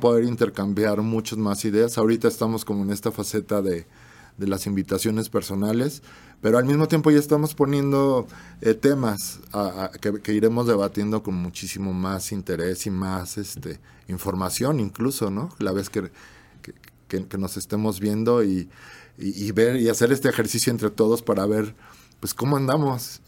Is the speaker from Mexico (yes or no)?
yes; Mexico; somos mexicanos